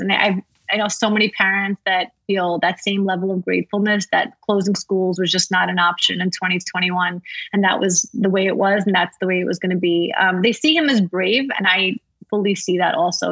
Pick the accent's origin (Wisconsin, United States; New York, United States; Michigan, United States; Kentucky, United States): New York, United States; New York City; moved away as an adult; now in Florida, United States; I grew up in Brooklyn.